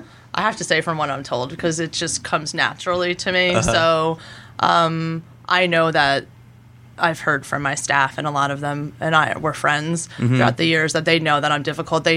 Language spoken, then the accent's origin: English; Jersey Shore, New Jersey, United States; also born or lived in Baltimore / New York; I grew up here.